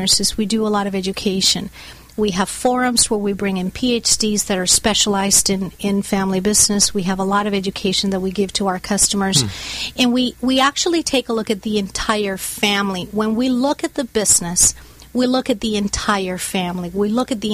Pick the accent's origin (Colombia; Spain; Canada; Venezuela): Colombia; Bogota; now in United States; I was born and raised in Bogota, Colombia in South America.